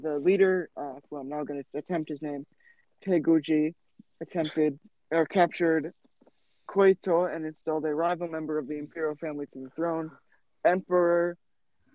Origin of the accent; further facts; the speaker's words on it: United States; I'm American.